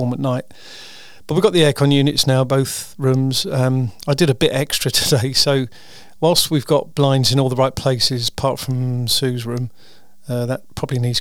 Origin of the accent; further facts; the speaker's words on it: United Kingdom; I'm a Brit.